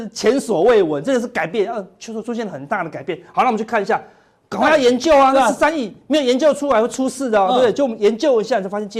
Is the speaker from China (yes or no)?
no; Taiwan; 我们台湾人是那个电影票很便宜，进去爆米花很贵。